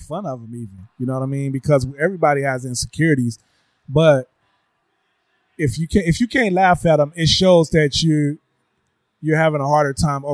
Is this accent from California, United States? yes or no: yes; Oakland, California, United States; I grew up in West Oakland in the hood